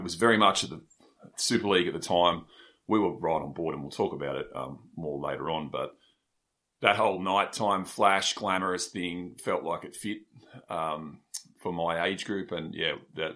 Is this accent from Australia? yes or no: yes; Sydney, New South Wales, Australia; accent: Shire; I was a bit of a Shire misfit growing up in Menai